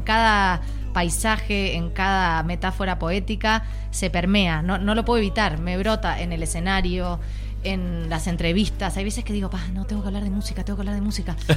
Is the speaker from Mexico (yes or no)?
no; Uruguay; Soy uruguaya